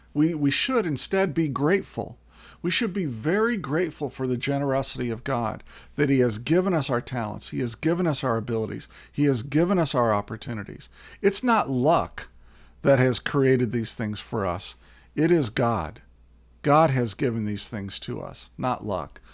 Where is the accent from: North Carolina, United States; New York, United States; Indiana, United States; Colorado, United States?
Indiana, United States; also born or lived in California; now in Minnesota, United States; I was born in Indiana, um, spent a year in California, and then have spent the last 30 years here in Minnesota